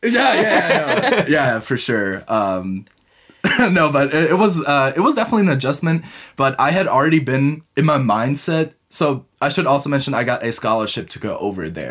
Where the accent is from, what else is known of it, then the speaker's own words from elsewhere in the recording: Munich, Bavaria, Germany; English is a second language; also born or lived in United States; I am originally from Munich